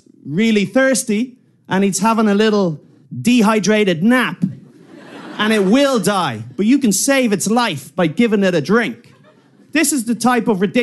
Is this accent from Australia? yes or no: no; Ireland; I'm from Ireland